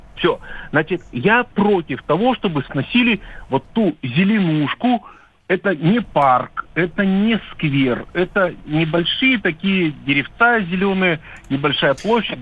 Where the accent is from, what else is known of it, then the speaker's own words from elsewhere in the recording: Yekaterinburg, Sverdlovsk Oblast, Russia; я из Екатеринбурга. Ну, родился я в Свердловске.